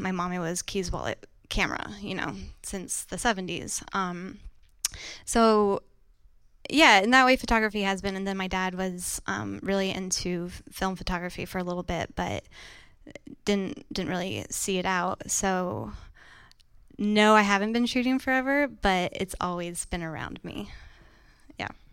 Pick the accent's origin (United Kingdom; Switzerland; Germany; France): France; now in New York City, United States; I was born and raised in France